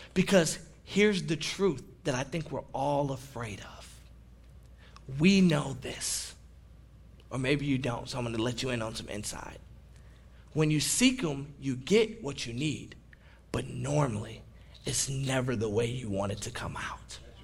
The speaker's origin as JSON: {"language": "English", "town": "Detroit", "region": "Michigan", "country": "United States", "said": "they say, Where are you from? And I say, Detroit, Michigan"}